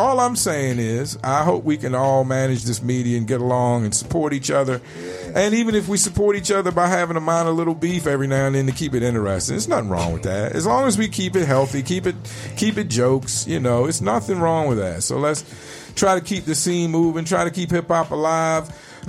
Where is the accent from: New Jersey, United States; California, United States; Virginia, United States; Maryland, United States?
Virginia, United States; Richmond; I lived in Richmond, Virginia my whole life. Went to college 2 years in North Carolina.